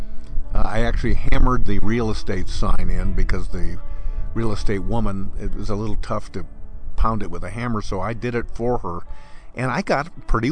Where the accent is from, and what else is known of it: Central Oregon, United States; born or raised there; moved away as an adult; also born or lived in Western Washington / Seattle